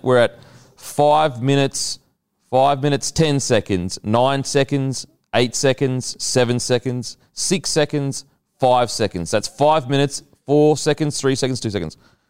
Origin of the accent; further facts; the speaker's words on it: Australia; as an Aussie.